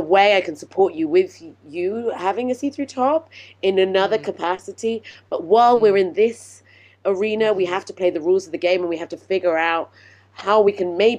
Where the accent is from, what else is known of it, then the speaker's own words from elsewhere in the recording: United Kingdom; I'm British.